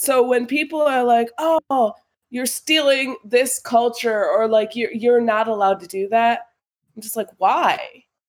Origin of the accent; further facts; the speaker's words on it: United States; growing up in America